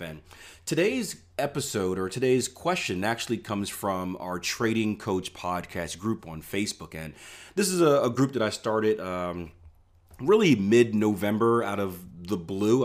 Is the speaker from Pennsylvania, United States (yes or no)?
yes; Philadelphia, Pennsylvania, United States; moved away; I grew up in Philadelphia, P A, where things weren't always so nice.